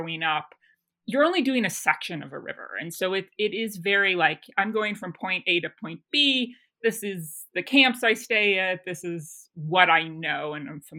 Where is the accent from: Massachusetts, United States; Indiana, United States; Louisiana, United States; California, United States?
California, United States; Bolinas; born in the San Francisco Bay Area on coastal Miwok land, out in a small town called Bolinas, and raised there